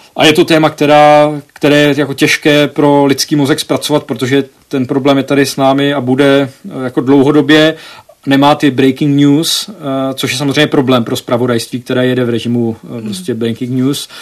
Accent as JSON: {"language": "Czech", "country": "Czechia", "also_born_or_lived": "United States", "moved": "as an adult", "said": "že jsem jako z Česka"}